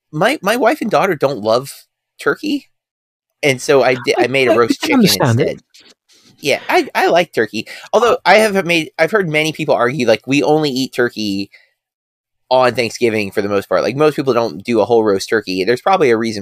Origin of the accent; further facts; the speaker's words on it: United States; I, as an American